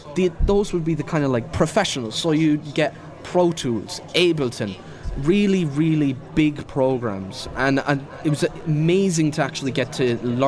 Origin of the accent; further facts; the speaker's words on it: Slane, County Meath, Ireland; I was brought up in Slain in County Meath